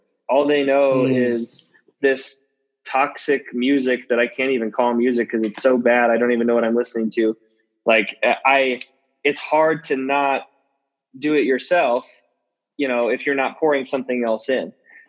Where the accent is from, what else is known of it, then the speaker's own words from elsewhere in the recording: Indianapolis, Indiana, United States; I grew up in Indianapolis during the Peyton Manning era.